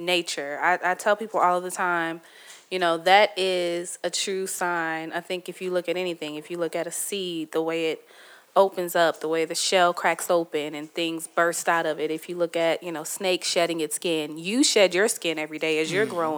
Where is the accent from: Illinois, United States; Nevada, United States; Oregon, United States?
Illinois, United States; Bloomington; moved away as an adult; my hometown is a beautiful place